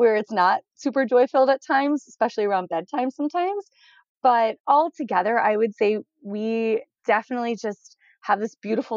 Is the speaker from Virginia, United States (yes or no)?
no; Raleigh, North Carolina, United States; moved away as an adult; now in Twin Cities, United States; I grew up in Raleigh, North Carolina